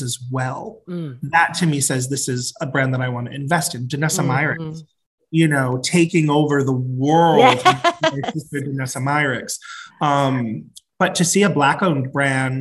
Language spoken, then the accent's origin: English; Providence, Rhode Island, United States; moved away as an adult; also born or lived in Atlanta / New York; I come from Providence, Rhode Island, smallest of the 50 states. Most people have never been there. I grew up in a really large, very loud, very Catholic family